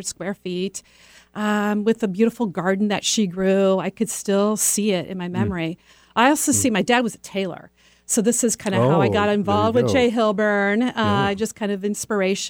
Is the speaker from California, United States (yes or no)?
yes; San Francisco Bay Area, just outside of Palo Alto, California, United States; moved away as an adult; now in Bellevue, United States; I was born and raised in the San Francisco Bay Area, out just outside of Palo Alto